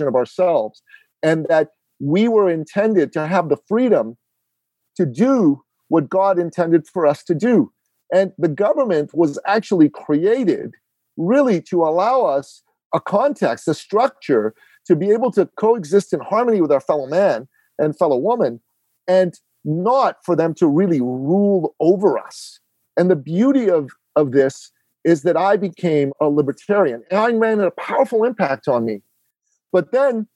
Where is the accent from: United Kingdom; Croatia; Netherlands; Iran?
Iran; now in Canada; I am an immigrant to Canada. I'm originally from Iran in the Middle East.